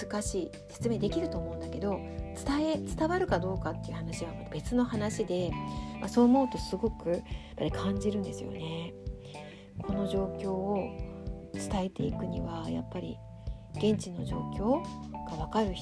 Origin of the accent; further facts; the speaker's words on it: Tokyo, Japan; now in Hokkaido, Japan; 私はね東京出身なので